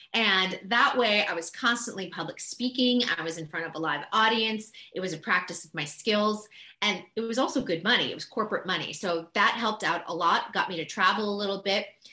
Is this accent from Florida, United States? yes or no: no; Boston, Massachusetts, United States; also born or lived in New York City; now in Los Angeles, United States; I grew up on the East Coast. I'm from Boston originally, had lived in New York City